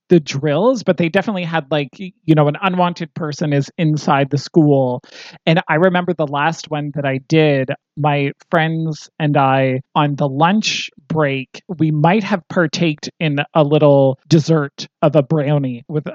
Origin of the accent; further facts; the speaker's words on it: East Coast, Canada; I grew up on the East Coast.